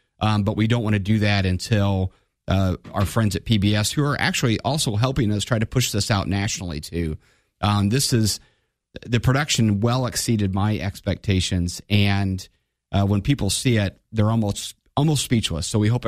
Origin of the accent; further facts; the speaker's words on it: Divernon, Illinois, United States; I grew up in Divernon.